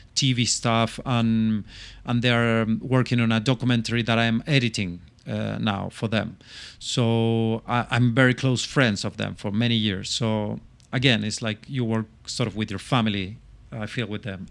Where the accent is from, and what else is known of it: Chile; English is a second language; moved away as an adult; also born or lived in London